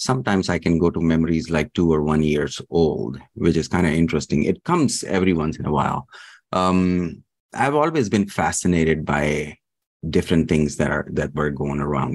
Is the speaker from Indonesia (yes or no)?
no; Dubai, United Arab Emirates; also born or lived in Pakistan; now in Kentucky, United States; I was born in Pakistan, but raised in the Middle East, Dubai